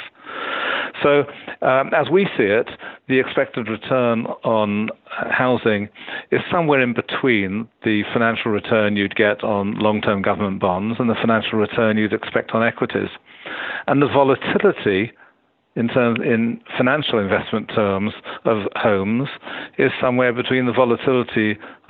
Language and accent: English; United Kingdom; as a Brit